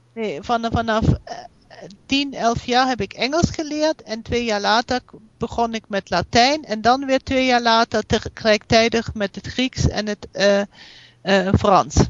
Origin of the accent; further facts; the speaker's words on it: Germany; accent: German; Dutch is a second language; also born or lived in United States; je merkt wel dat ik uit Duitsland kom.